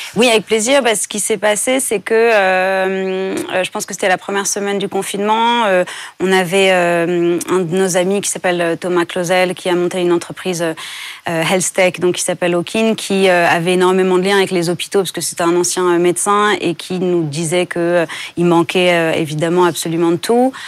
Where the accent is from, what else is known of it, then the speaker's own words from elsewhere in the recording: France; j'ai grandi en France